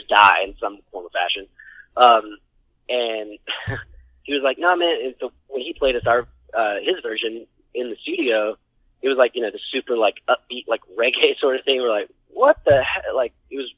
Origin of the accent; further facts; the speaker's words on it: Atlanta, Georgia, United States; We're from Atlanta